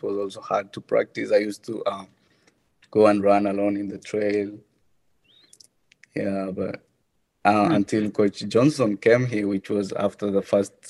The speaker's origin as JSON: {"language": "English", "country": "Kenya", "moved": "as an adult", "lives_now": "United States", "said": "I'm not from the United States. I'm originally from Kenya"}